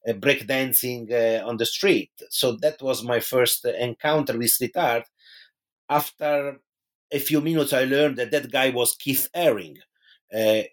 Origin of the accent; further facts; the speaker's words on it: Pisa, Tuscany, Italy; moved away; in my hometown in Tuscany, which is Pisa in Italy